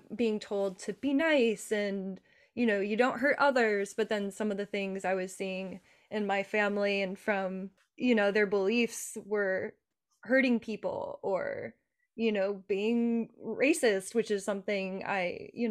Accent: Montana, United States; I grew up in a very Republican family. We grew up in Montana

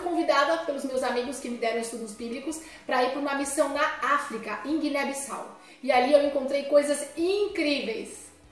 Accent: São Paulo, Brazil; eu sou advogada, sou de São Paulo

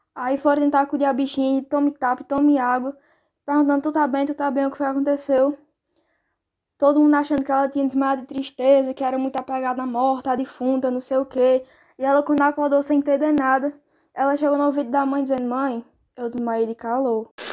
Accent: Northeast Region, Brazil; now in Portugal; a minha terra querida, né? Nordeste, meu país.

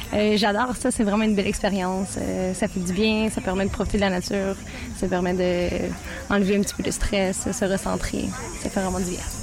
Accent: North Shore of Montreal, Quebec, Canada; now in Montreal, Canada; Je suis nouvellement montréalaise depuis un an, sinon je viens de la rive nord de Montréal

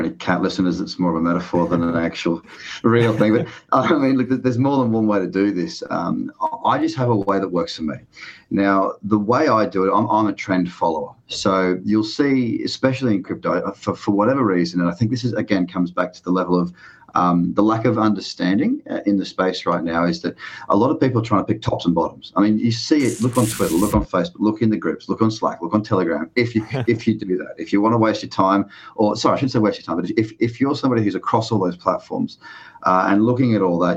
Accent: Sydney, New South Wales, Australia; I'm from Bondi Beach, Sydney, Australia. That's where I am now

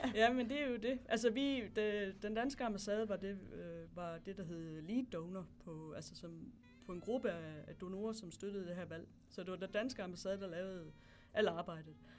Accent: Hedensted, Central Denmark Region, Denmark; moved away as an adult; also born or lived in Tanzania / Namibia / Nigeria / Botswana; Jeg kommer fra Jylland. Jeg kommer fra en by, der hedder Hedensted

